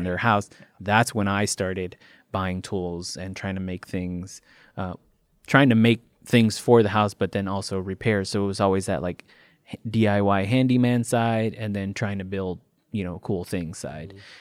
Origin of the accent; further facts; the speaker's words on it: Chicago, Illinois, United States; moved away; I'm originally from Chicago, and mm-hmm. all of my family's still there